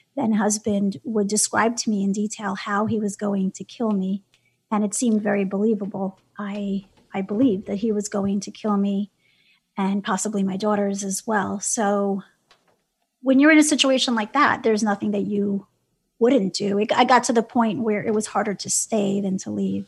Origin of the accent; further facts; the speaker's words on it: New York City, New York, United States; I'm from Brooklyn. I grew up in New York City